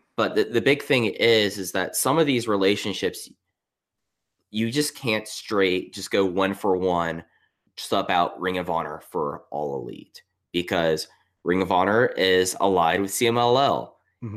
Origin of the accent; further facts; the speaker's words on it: Texas, United States; I grew up in Texas